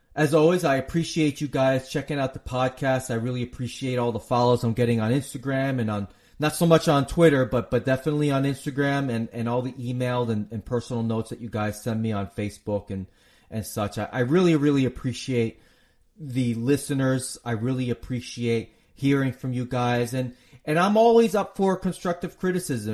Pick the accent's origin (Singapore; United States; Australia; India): United States; I'm an American